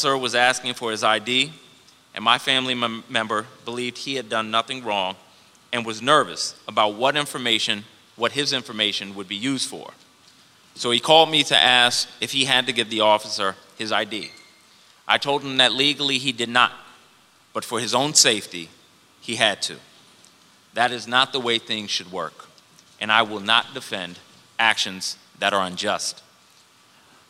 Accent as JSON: {"language": "English", "town": "Washington", "region": "District of Columbia", "country": "United States", "tie": "born or raised there", "said": "As a young Black man growing up in the District of Columbia"}